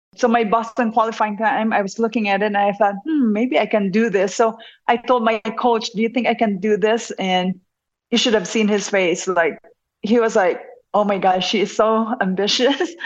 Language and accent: English; Bacolod, Western Visayas, Philippines; moved away as an adult; now in United States; I was born and raised in Negros Occidental, and I was in Bacolod for high school and college